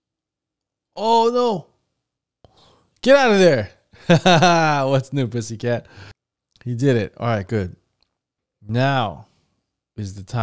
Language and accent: English; Canada; Canada! That's where I'm from. I'm Canadian, guys. I'm not American